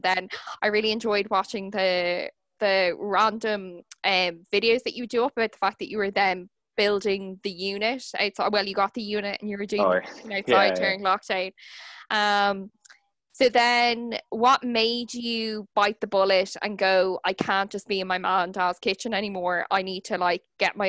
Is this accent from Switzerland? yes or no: no; Dublin, Leinster, Ireland; also born or lived in Kilkenny; because like I grew up in Dublin, but then I moved back for university. And when I was, anytime I'm home in Kilkenny